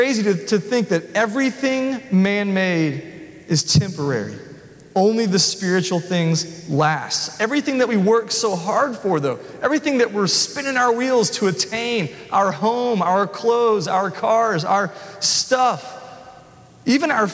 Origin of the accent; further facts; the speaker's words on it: the South, United States; I thought I was from the South